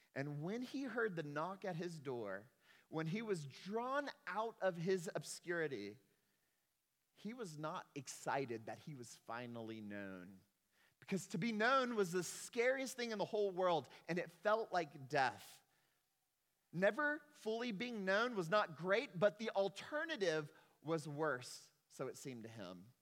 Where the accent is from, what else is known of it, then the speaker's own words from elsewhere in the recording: Texas, United States; I am a Texan